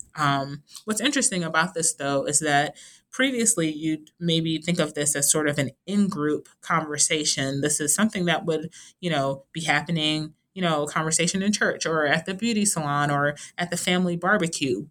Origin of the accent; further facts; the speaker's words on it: New York City, New York, United States; I am originally from Brooklyn, New York